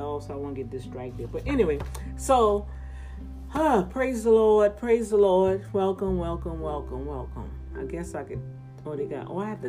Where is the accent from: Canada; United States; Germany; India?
United States; New Orleans, Louisiana; accent: New Orleans Cajun; that New Orleans Cajun stuff coming out of there